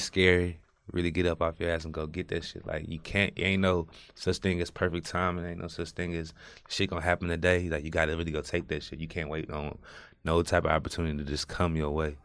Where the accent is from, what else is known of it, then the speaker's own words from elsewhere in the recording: Houston, Texas, United States; born and raised in Fergus Homes from the north side